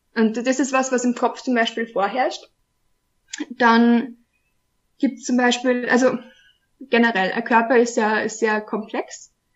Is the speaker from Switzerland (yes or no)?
no; Austria; ich komme aus Österreich, wohne in Wien